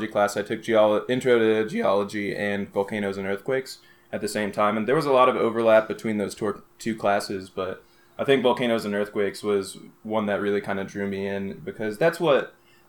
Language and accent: English; Oklahoma City, Oklahoma, United States; moved away as an adult; also born or lived in New Mexico; And I grew up in Oklahoma City. I went to school in Oklahoma City for middle school and high school